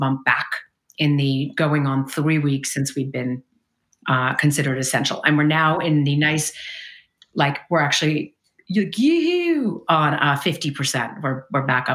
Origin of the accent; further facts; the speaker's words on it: New York City, New York, United States; now in Bay Area, United States; I'm originally from Brooklyn, New York, which I think kind of matters. It's a little bit of a different way to grow up and be raised and then moving to the Bay Area